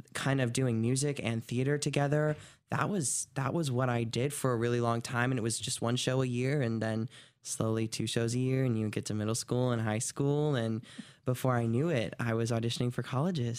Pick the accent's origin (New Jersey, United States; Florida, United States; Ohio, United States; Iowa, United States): Ohio, United States; Bellevue; moved away; I am originally from Bellevue, Ohio, tiny